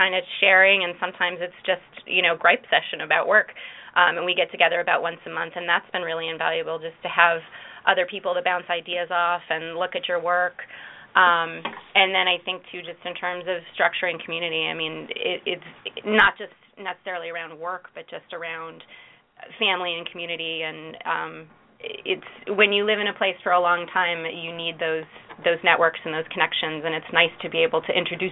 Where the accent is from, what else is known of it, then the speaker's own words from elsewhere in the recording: Adirondack Mountains, New York, United States; now in Valparaiso, Indiana, United States; I grew up in the Adirondack Mountains